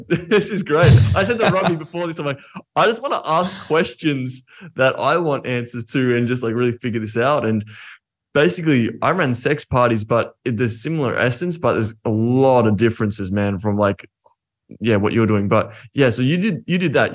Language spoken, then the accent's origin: English; Australia; I'm Australian